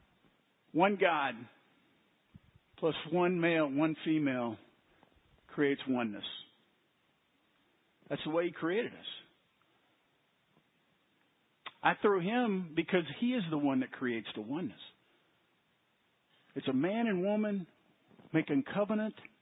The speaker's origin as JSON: {"language": "English", "town": "Waco", "region": "Texas", "country": "United States", "tie": "born or raised there", "said": "when I was a child growing up in Waco"}